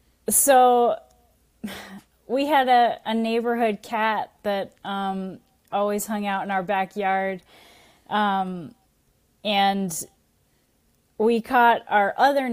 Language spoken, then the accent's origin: English; Massachusetts, United States; Yeah. Born and raised in Massachusetts.